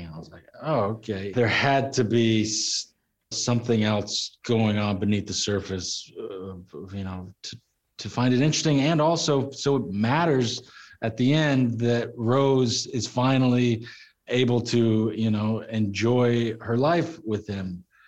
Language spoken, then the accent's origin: English; Texas, United States; growing up in Texas my dad uh, you know roped and rode horses